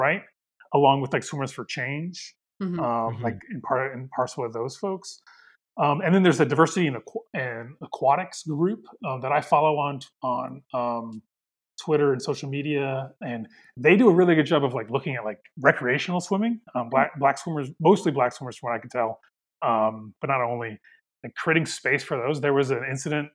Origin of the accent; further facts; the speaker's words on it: Midwest, United States; accent: Midwestern; My Midwestern accent